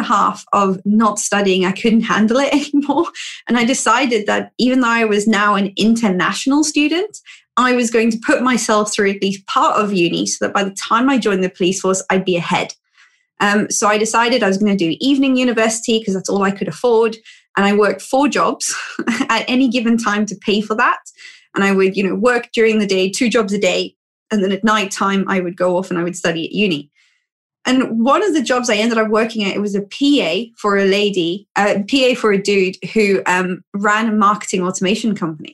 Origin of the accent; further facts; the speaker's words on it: Cape Town, Western Cape, South Africa; moved away as an adult; now in United Kingdom; I'm actually from Cape Town in South Africa, and I came to the UK because I was offered a job placement